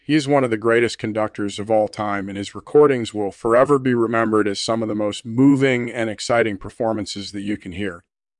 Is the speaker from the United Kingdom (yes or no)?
yes; England, United Kingdom; born there; Well, I was born in England in 1965.